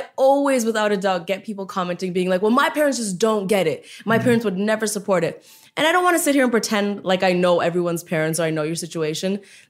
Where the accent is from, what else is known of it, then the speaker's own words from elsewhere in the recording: India; And so that was a really big deal, especially as an Indian woman, a huge, huge deal.